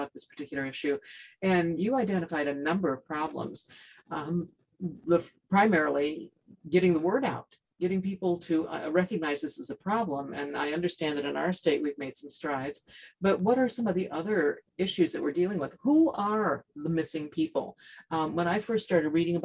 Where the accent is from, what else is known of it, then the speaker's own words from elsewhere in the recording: Ohio, United States; now in Washington, United States; I was born in Ohio